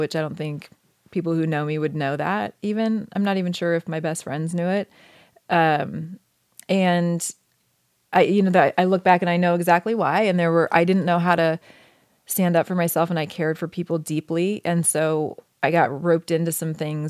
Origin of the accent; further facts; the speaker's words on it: Oregon, United States; moved away as an adult; I grew up in Oregon